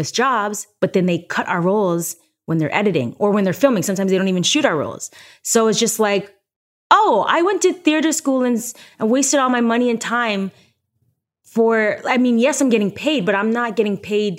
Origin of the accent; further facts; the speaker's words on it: Toronto, Ontario, Canada; also born or lived in New York; now in Los Angeles, United States; Come on, I'm from Toronto. It's snowy.